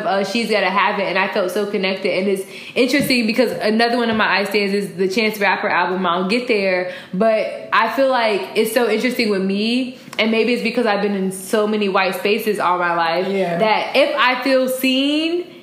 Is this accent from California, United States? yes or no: no; Chicago, Illinois, United States; also born or lived in Florida; how much Chicagoans appreciate summer